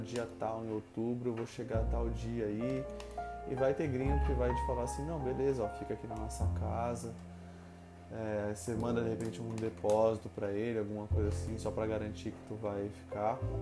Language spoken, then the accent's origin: Portuguese; Brazil; moved away; eu era brasileira